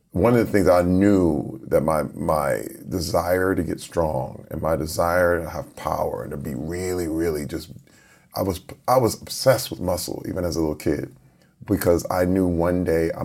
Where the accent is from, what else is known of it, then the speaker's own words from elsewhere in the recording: Flint, Michigan, United States; Growing up in Flint, Michigan, it was in the middle when the auto industry imploded. I was around 10 years old, and then the crack epidemic happened at the same time.